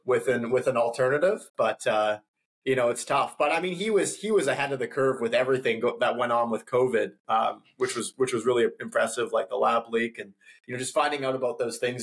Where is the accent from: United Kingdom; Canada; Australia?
Canada; West Coast of Canada, British Columbia; I'm originally from the West Coast of Canada, so BC